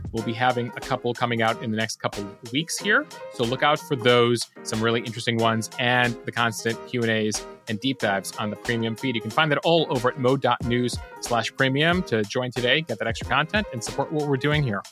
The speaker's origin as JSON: {"language": "English", "town": "Chicago", "region": "Illinois", "country": "United States", "tie": "born or raised there", "said": "I grew up in Chicago"}